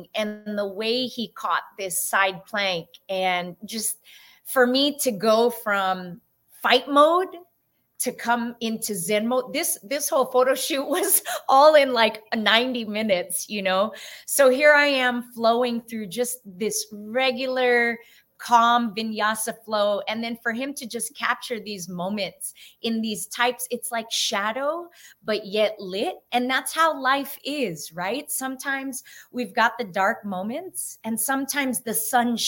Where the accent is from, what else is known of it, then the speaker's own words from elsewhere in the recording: San Francisco, California, United States; I'm first generation, born and raised in San Francisco